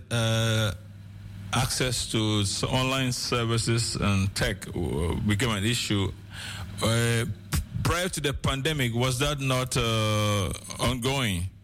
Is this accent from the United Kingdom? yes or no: no; Ghana; moved away; am from Ghana originally, by the way.